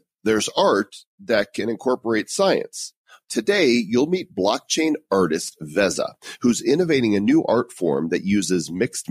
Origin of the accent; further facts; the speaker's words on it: United States; I'm American.